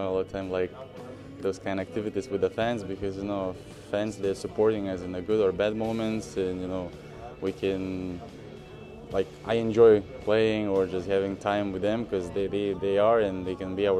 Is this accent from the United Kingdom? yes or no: no; Lithuania; moved away as an adult; now in New York, United States; I'm from Lithuania, where sports is, basketball is sports number one, you know, and now I'm here in New York